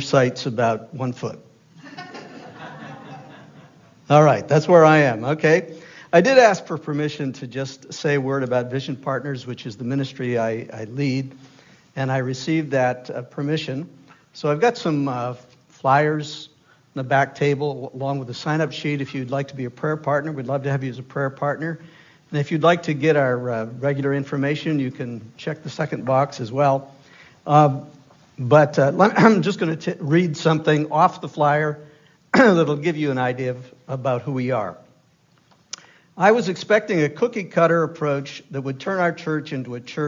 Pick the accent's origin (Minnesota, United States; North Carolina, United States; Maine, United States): Maine, United States; Easton; the big city of Easton, Maine, that is. 1,500 people strong when everybody was home and many of them had guests. So that was my hometown.